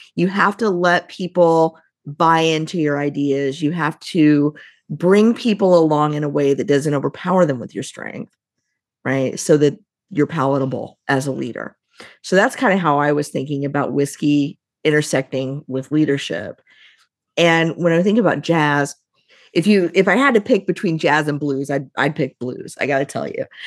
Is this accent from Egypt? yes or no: no; Midwest, United States; I grew up right near Kentucky, which is bourbon country